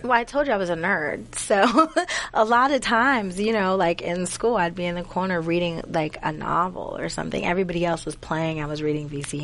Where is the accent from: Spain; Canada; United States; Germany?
United States; Duquesne, Pennsylvania; I'm from Pittsburgh. Pittsburgh, but a little small town called Duquesne.